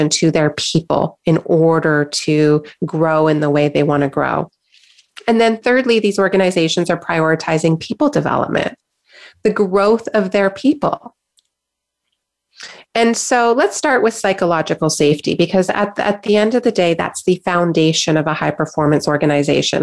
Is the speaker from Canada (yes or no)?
yes; Canada; I'm in Canada, I'm a Canadian, and I know that we Canadians love to be nice and polite